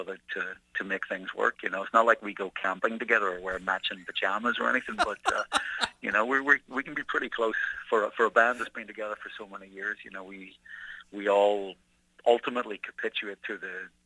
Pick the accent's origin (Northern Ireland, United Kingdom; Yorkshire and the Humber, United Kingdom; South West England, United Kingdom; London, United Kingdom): Northern Ireland, United Kingdom; Belfast; I grew up in Belfast in the 1970s